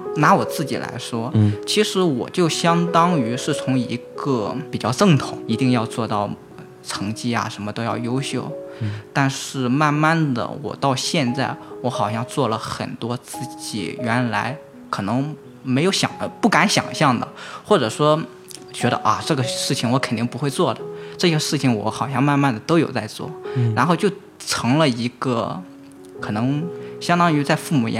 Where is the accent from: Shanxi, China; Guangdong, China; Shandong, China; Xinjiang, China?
Shandong, China; now in Sichuan, China; 我现在在四川，但是我之前我是山东人，